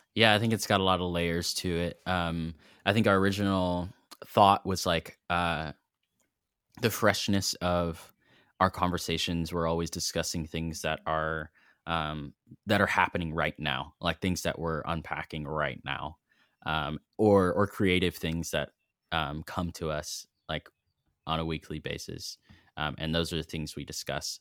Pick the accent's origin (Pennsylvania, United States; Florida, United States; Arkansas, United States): Arkansas, United States; Fayetteville; now in Knoxville, United States; I grew up in Fayetteville, Arkansas